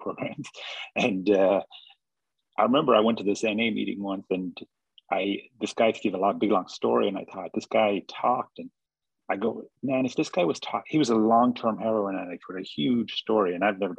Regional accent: Ireland; I grew up in Ireland and like in a very remote, very distinct place

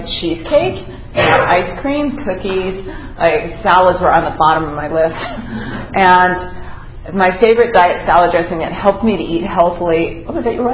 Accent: East Coast, United States; moved away as an adult; now in Los Angeles, United States; I'm from the East Coast

